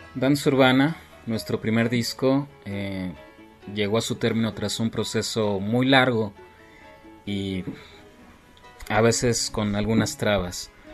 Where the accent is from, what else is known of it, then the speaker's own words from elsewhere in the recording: Mexico City, Mexico; soy del Distrito Federal